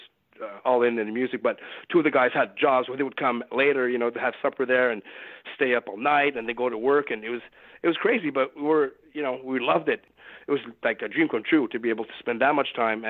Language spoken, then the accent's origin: English; Beloeil, Quebec, Canada; opened up a recording studio on the south shore of Montreal here called Saint-Mathieu-de-Belleuil, which is my hometown